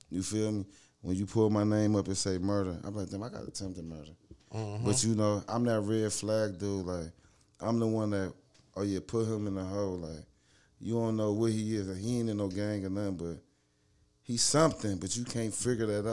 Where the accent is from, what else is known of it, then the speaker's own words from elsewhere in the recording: Miles, Ohio, United States; I'm from Miles